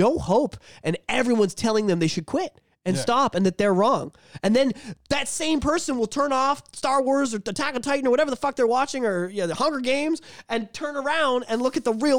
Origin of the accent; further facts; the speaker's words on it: Canada; being Canadian